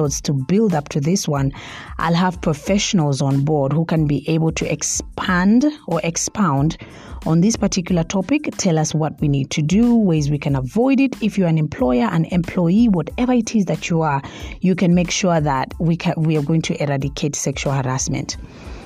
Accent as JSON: {"language": "English", "town": "Mombasa", "region": "Mombasa County", "country": "Kenya", "also_born_or_lived": "Nairobi", "moved": "yes", "said": "I interned at NTV in Mombasa at first because I'm from Mombasa"}